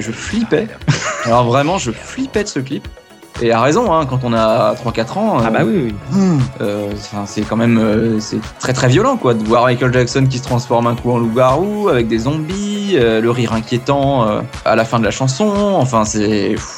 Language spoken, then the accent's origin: French; France; d'origine, d'origine, attention, je suis français